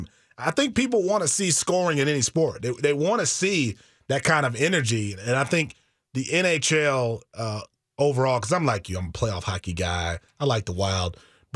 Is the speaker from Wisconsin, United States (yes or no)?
yes; Milwaukee, Wisconsin, United States; growing up in Milwaukee in the 80s